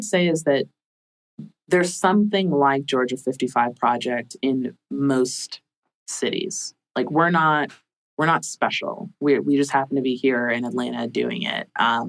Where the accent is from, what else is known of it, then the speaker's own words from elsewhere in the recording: Jamaica; See, I'm a Jamaican, like Jamaican culture.